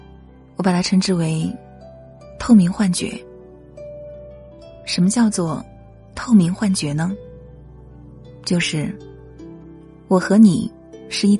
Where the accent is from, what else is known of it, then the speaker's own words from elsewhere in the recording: China; 作为中国人，我们都知道中国式的生存智慧